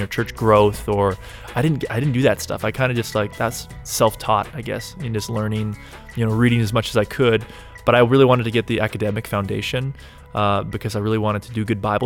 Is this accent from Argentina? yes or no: no; Canada; now in Portland, United States; I'm from Canada